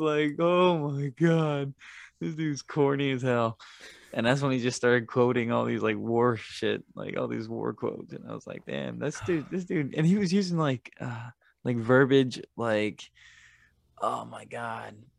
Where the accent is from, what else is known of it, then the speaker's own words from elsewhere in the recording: Tampa, Florida, United States; I grew, I grew up with him in Tampa